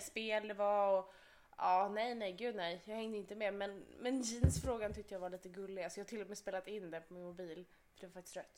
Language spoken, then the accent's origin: Swedish; Skåne, Sweden; accent: Scanian; jag kan inte få till en göteborgska. Jag får in skånskan